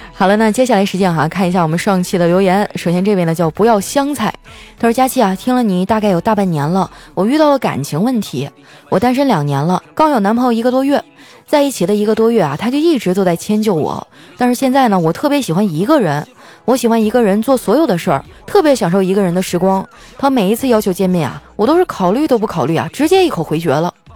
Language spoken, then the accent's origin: Chinese; Northeast China, China; moved away; 对我家乡的思念